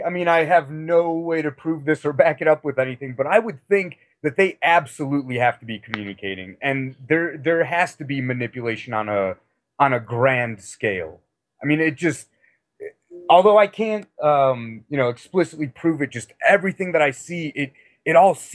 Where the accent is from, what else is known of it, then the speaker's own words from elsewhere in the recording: Chicago, Illinois, United States; also born or lived in Missouri / Texas / Europe; now in Denver, United States; Uh, I'm originally from Chicago, but I've moved around quite a bit. I lived in Missouri and Texas and Europe for a while.